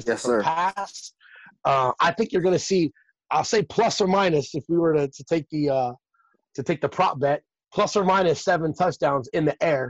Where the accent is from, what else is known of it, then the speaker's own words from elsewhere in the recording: Las Vegas, Nevada, United States; moved away; being a Vegas kid, born and raised in Vegas